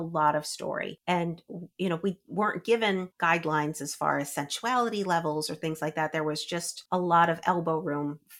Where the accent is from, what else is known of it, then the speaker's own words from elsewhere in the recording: Albany, New York, United States; I grew up in near Albany, New York